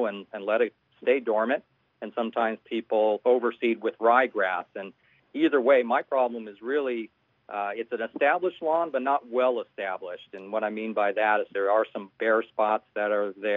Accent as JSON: {"language": "English", "town": "Tucson", "region": "Arizona", "country": "United States", "tie": "born or raised there", "moved": "yes", "said": "I grew up in Tucson"}